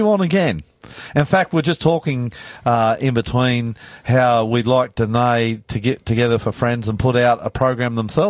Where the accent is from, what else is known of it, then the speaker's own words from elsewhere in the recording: Australia; I'm the Aussie pastor, and I love you.